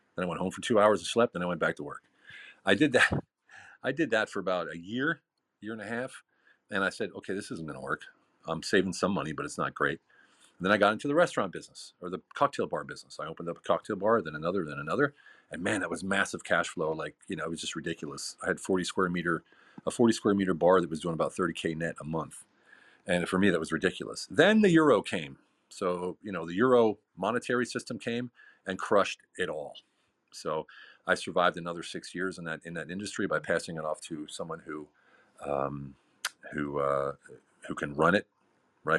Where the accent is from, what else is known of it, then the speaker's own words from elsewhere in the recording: United States; moved away as an adult; also born or lived in Hungary / Lancaster, Pennsylvania; now in Germany; I'm an American